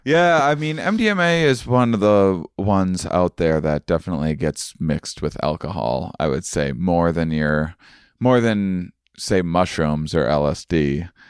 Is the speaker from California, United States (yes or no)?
no; Onalaska, Wisconsin, United States; moved away; my hometown of of uh, Onalaska, Wisconsin